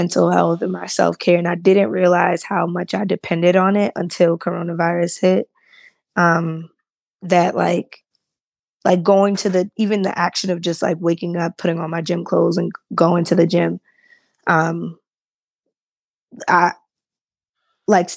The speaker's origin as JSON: {"language": "English", "town": "Baltimore", "region": "Maryland", "country": "United States", "tie": "born or raised there", "said": "my pastor that I grew up with in Baltimore"}